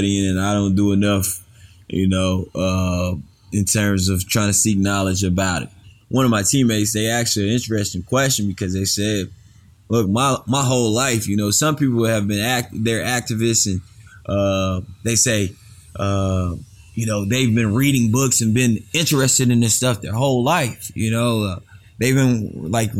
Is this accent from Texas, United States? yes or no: yes; Bellville, Texas, United States; I grew up in a small town of Belleville, Texas